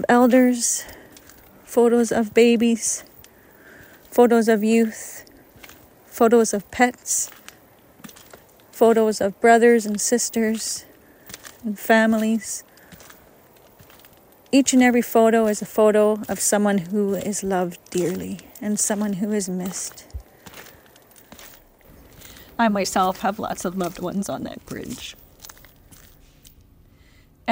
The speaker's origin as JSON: {"language": "English", "area": "Gitwinksihlkw", "region": "British Columbia", "country": "Canada", "said": "I am from Gitwingsik, British Columbia"}